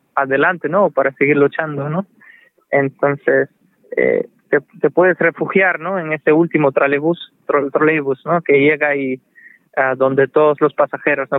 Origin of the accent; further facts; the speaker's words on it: Manzanillo, Granma, Cuba; moved away; also born or lived in Russia; nací en Cuba, en una familia mixta, mi madre es rusa, mi padre es cubano